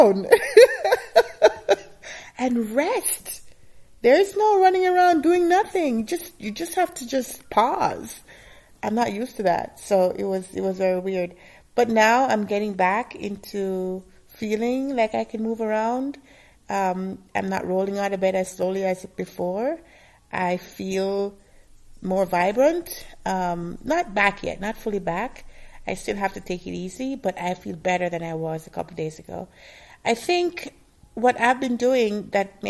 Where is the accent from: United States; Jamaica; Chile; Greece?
Jamaica; moved away; I used to eat a lot when I was growing up in Jamaica